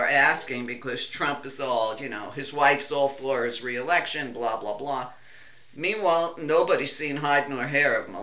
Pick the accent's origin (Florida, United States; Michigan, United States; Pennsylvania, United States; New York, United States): New York, United States; I'm Italian. I'm from New York